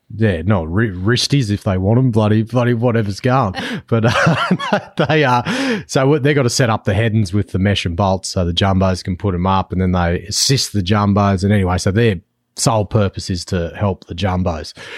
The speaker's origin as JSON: {"language": "English", "region": "New South Wales", "country": "Australia", "moved": "yes", "lives_now": "Western Australia, Australia", "said": "I'm based in W A, but I'm actually from New South Wales originally"}